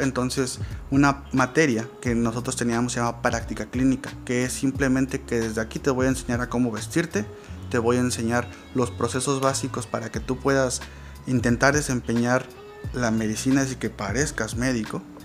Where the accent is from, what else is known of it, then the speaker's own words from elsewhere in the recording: Mexico; soy un ciudadano mexicano